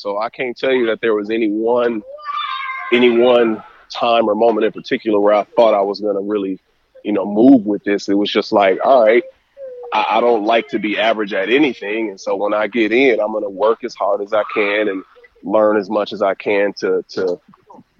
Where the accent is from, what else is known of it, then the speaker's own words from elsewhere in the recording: Flint, Michigan, United States; moved away as an adult; now in New York, United States; I'm from Flint, Michigan